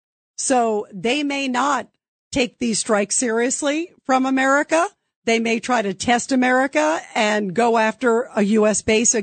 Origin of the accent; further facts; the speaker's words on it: United States; as an American